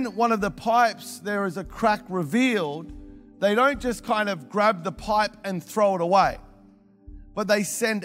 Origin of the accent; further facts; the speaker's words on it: Melbourne, Victoria, Australia; moved away; I'm originally from Melbourne